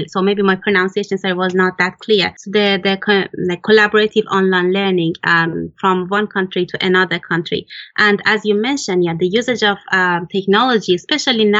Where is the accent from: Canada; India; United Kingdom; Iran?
Iran; now in Japan; Iran, my home country